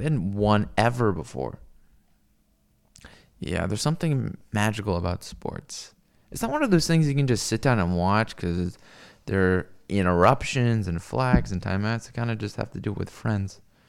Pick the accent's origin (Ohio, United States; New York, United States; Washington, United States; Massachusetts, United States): Washington, United States; Seattle; I come from Seattle, where we have, like, the worst baseball team ever.